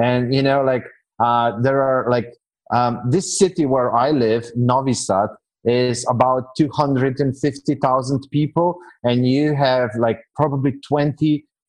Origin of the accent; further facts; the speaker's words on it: Slovenia; now in Serbia; Today, I'm living in Serbia. So for the past year and a few months, I'm living in Serbia, which is, well, if your audience is a tad bit older, they might remember a country that used to be called Yugoslavia